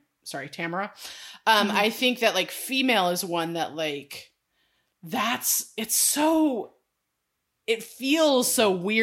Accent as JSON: {"language": "English", "region": "California", "country": "United States", "said": "I mean, hello, I'm from California. And grew up and was born in the 80s."}